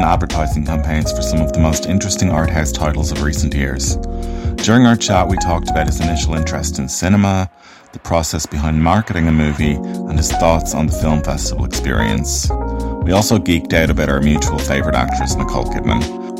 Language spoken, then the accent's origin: English; Ireland; I'm an Irish filmmaker and actor.